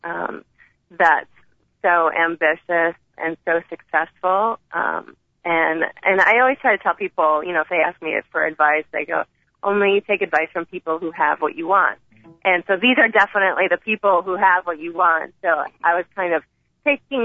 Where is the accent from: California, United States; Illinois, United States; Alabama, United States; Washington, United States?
Illinois, United States; Chicago; I'm from Chicago